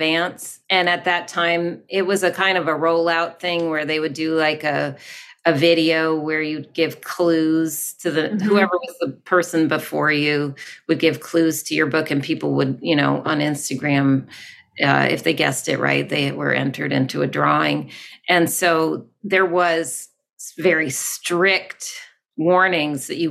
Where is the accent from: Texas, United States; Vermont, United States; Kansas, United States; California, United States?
Vermont, United States; moved away as an adult; also born or lived in North Carolina / Los Angeles; I'm back in my home state. I grew up in Vermont.